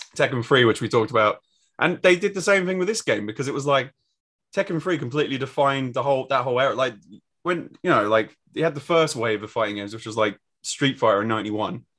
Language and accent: English; England, United Kingdom; as English people